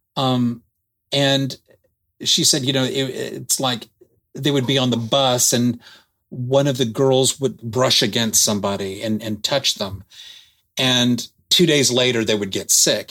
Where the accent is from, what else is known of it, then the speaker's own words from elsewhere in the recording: Dallas, Texas, United States; I'm born and raised in Dallas